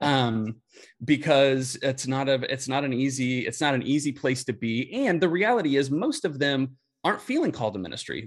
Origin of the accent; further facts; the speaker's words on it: Indianapolis, Indiana, United States; I grew up in Indianapolis